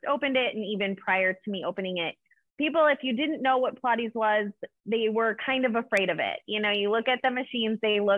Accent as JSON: {"language": "English", "town": "Chicago", "region": "Illinois", "country": "United States", "tie": "born or raised there", "moved": "as an adult", "lives_now": "Ohio, United States", "said": "I am originally from Chicago, born and raised, and just recently moved to Ohio"}